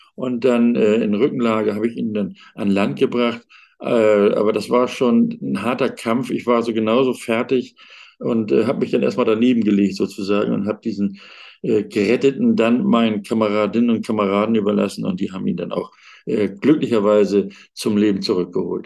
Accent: Hamburg, Germany; moved away; in Hamburg, also das ist meine Geburtsstadt, und dort war ich auch auf äh, der Ebene eben tätig in der Schwimm- und Rettungsschwimmausbildung

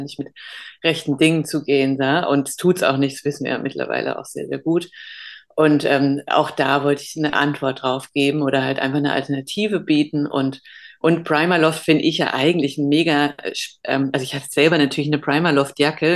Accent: Germany; ich bin halb Holländer, aber in Deutschland geboren

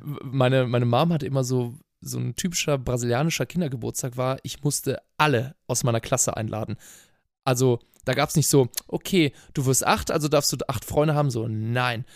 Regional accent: Cologne, North Rhine-Westphalia, Germany; Ich bin in Köln groß geboren und aufgewachsen

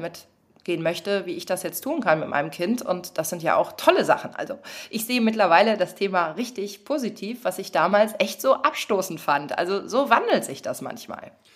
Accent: western Germany, Germany; ich bin ja auch im Westen groß geworden

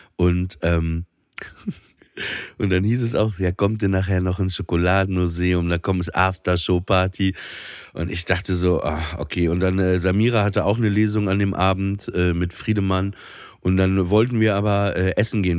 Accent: Papenburg, Lower Saxony, Germany; moved away; an der Schule in Papenburg

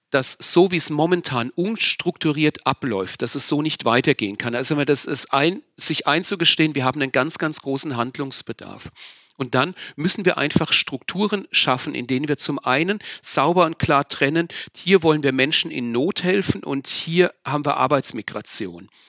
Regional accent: Wörth am Main, Bavaria, Germany; Ich bin in Wörth am Main, in meiner Heimatgemeinde, mit türkischen, mit marokkanischen Kindern groß geworden

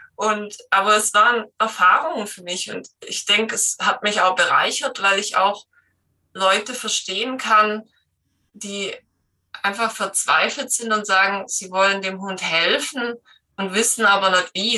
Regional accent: Black Forest, Baden-Württemberg, Germany; komme aus dem Schwarzwald

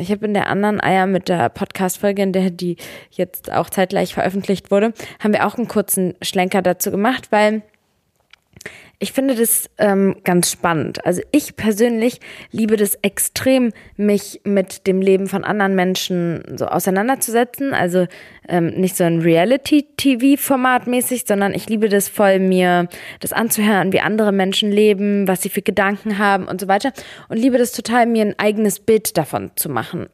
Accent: Serbia; now in Germany; bei mir in meinem Herkunftsland in Serbien

